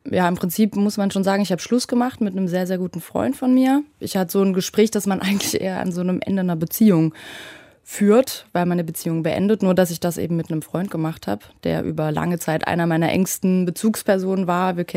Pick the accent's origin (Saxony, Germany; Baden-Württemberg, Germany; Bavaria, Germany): Saxony, Germany; vor allem aber auch meine Heimat, also die Gegend rund um Dresden.